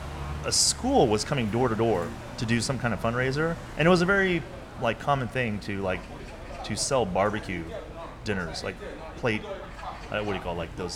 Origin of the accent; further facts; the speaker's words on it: Irondale, Alabama, United States; now in Seoul, South Korea; I grew up in in Irondale.